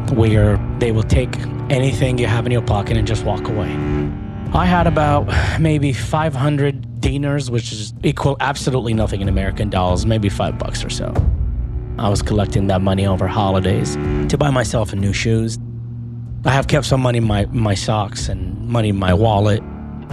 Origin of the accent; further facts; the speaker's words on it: Baghdad, Baghdad Governorate, Iraq; moved away as an adult; I grew up in Baghdad, Iraq